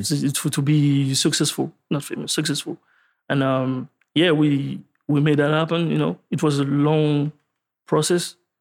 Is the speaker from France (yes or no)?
yes; France; I'm, I'm from France.